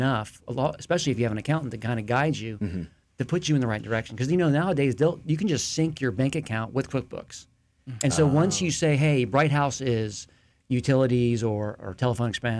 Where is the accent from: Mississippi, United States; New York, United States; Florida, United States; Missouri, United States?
Florida, United States; St. Petersburg; now in Lakeland, United States; from St. Petersburg. I was born there, but I've lived here since 86, 87.